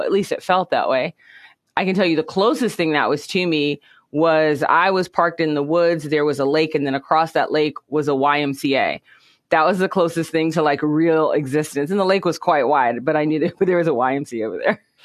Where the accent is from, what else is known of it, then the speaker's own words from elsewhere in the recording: United States; Things were tough here in the United States. So we lived in the ghettos, basically, and grew up